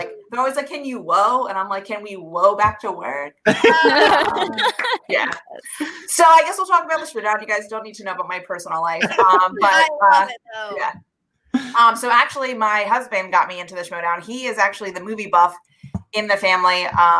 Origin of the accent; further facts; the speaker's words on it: New Jersey, United States; I'm from New Jersey.